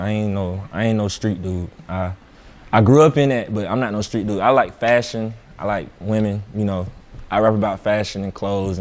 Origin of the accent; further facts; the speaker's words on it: Atlanta, Georgia, United States; Now, I'm from Atlanta, and everybody in Atlanta raps.